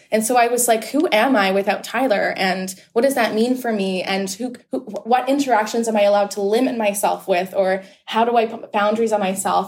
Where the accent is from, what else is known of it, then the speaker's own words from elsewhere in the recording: Whitby, Ontario, Canada; I am a person from Whitby, Ontario. So I'm and I'm from Ontario